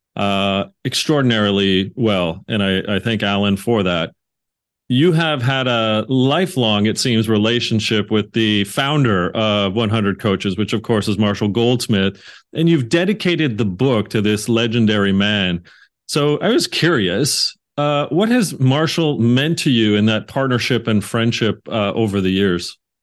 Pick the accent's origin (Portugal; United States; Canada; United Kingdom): Canada; I'm Canadian